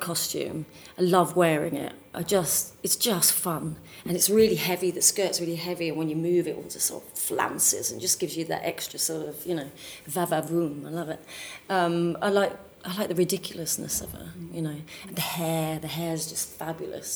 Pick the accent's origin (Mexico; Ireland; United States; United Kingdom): United Kingdom; Dartford, South East England; now in London, United Kingdom; I come from Dartford, which is south east London.